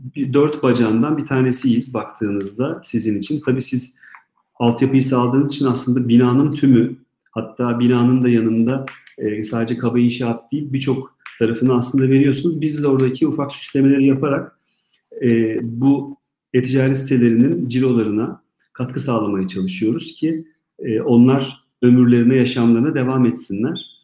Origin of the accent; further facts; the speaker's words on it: Istanbul, Turkey; ben İstanbul'da doğdum